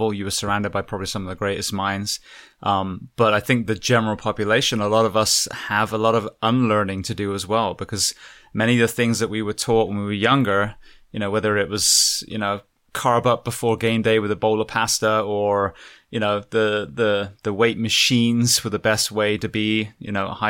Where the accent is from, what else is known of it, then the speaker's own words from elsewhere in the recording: England, United Kingdom; now in Florida, United States; I'm an Englishman, a very pasty Englishman